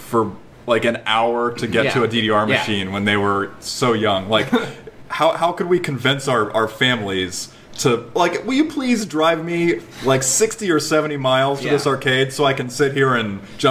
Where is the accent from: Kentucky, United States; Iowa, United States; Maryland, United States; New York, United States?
Kentucky, United States; Ashland; I'm from Kentucky, Ashland, Kentucky